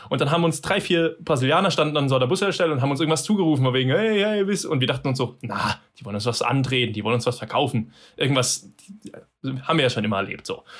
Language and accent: German; Germany; Wir als Deutsche